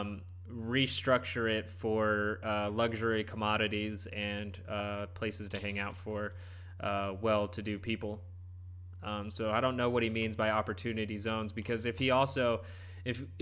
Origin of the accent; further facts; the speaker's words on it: United States; I'm brown. I'm an American mutt